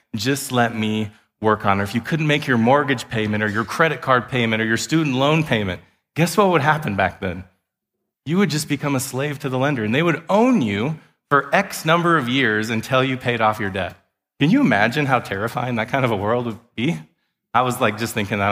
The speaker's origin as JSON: {"language": "English", "region": "Wyoming", "country": "United States", "tie": "born or raised there", "said": "I grew up in Wyoming"}